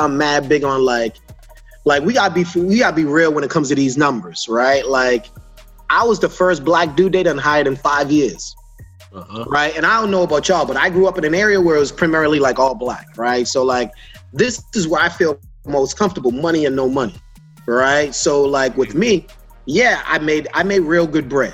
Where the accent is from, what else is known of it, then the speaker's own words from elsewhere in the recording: Boston, Massachusetts, United States; I'm from Boston